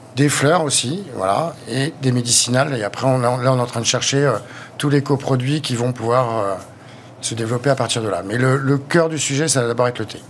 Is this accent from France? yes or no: yes; Brittany, France; je suis breton d'origine déjà. Donc, j'ai passé ma jeunesse au bord de la mer, ma jeunesse à la campagne.